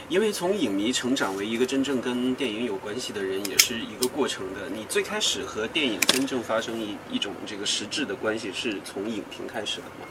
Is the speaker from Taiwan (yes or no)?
no; northern China, China; 我小时候成长的环境，我是纯北方人嘛